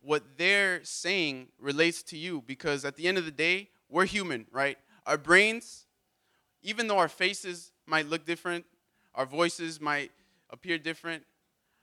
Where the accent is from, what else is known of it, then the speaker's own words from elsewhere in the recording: Miami, Florida, United States; I'm American, and I'm from Miami.